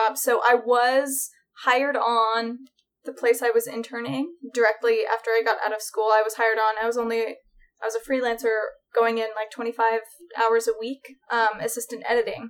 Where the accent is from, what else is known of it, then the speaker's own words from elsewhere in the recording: Oregon, United States; moved away as an adult; now in Los Angeles, United States; I grew up in Oregon.